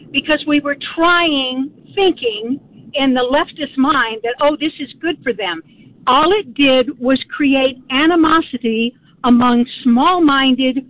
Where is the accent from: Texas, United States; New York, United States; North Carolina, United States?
Texas, United States; San Antonio; I grew up in San Antonio